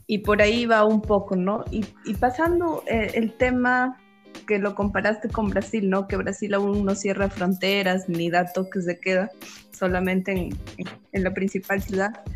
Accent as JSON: {"language": "Spanish", "country": "Peru", "said": "como buenos peruanos"}